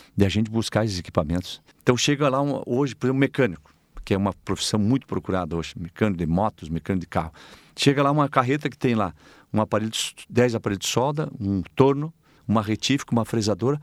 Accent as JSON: {"language": "Portuguese", "town": "Tapejara", "region": "Rio Grande do Sul", "country": "Brazil", "tie": "born or raised there", "said": "eu sou do interior de Itapejara, uma comunidade chamada São Brás. Então eu fazia 6 quilômetros para ir até na cidade"}